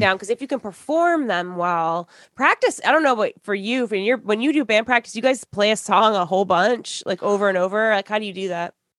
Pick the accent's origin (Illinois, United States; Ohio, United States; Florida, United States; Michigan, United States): Michigan, United States; I grew up in Michigan.